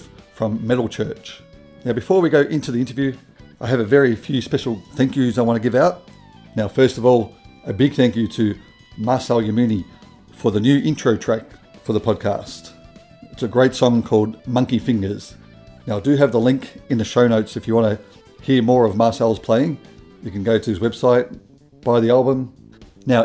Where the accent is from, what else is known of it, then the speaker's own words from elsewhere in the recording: Melbourne, Victoria, Australia; that's where I'm from. I'm from Melbourne